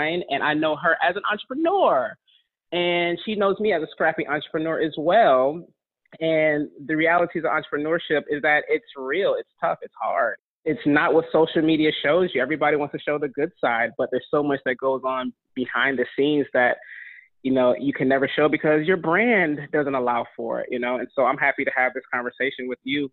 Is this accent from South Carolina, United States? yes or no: yes; North Augusta, South Carolina, United States; also born or lived in Michigan / Detroit; my family's from Detroit, I'm from Michigan, but I grew up in North Augusta, South Carolina